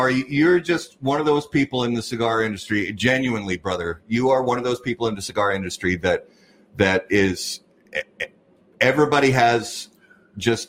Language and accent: English; Indiana, United States; I grew up in Indiana